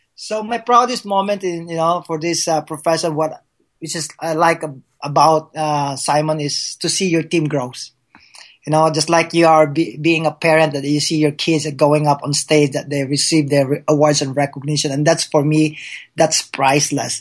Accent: Philippines; English is a second language; now in United States; being a Filipino, that uh, uh, English is my second language

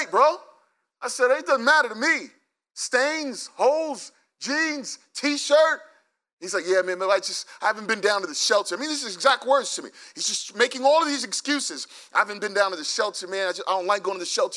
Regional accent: New York, United States; we're from New York

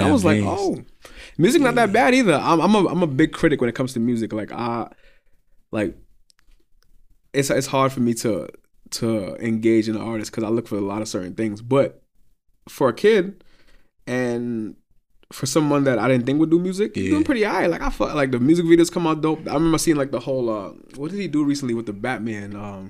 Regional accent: New York, United States; Yeah, I know what you mean. I'm from New York. I know how it goes.

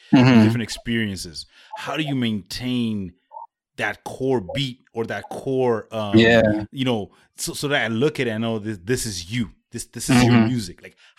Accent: Rwanda; also born or lived in East Africa; I'm from the center part of Africa. I'm from Rwanda, but you know, grew up in East Africa as well.

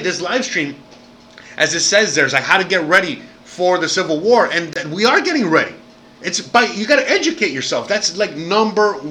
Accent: Miami, Florida, United States; moved away as an adult; I'm American, born and raised, dirty, dirty South

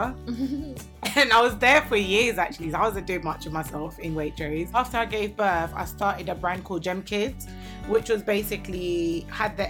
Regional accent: London, United Kingdom; I grew up in London. I grew up in Southeast London near London Bridge

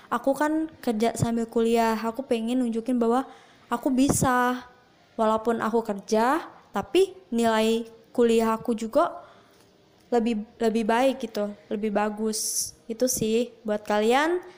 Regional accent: Palembang, South Sumatra, Indonesia; Aku asalnya dari Palembang.

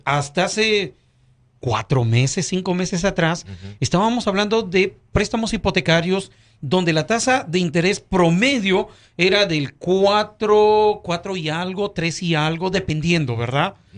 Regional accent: Chachapoyas, Amazonas, Peru; moved away; yo soy de Perú

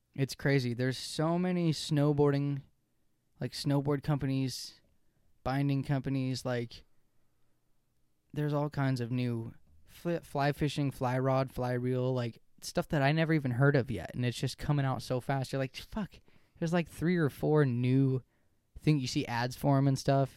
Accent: United States; I'm an American

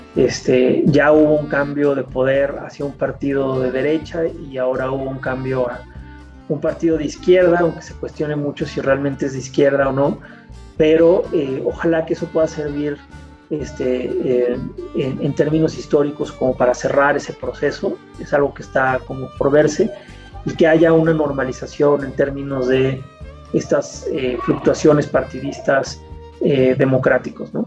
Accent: Mexico City, Mexico; nací en la Ciudad de México

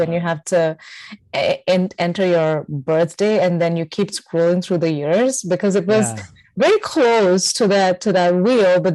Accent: India; English is a second language; moved away as an adult; also born or lived in Michigan, United States; now in New York City, United States; I'm originally from India.

